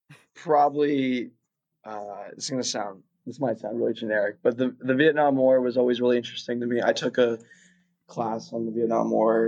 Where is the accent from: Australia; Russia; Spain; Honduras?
Russia; Moscow; born there; I was born in Russia. I was born in Moscow.